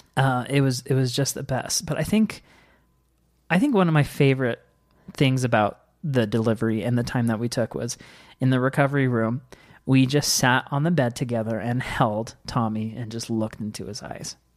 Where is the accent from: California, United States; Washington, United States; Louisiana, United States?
Washington, United States; moved away; I grew up in Washington